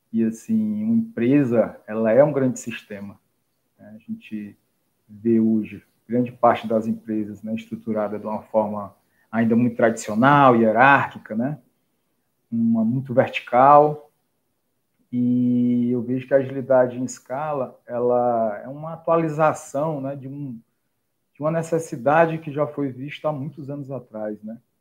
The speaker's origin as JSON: {"language": "Portuguese", "town": "Fortaleza", "region": "Ceará", "country": "Brazil", "said": "eu sou daqui de Fortaleza, né? Conterrânea do Alisson"}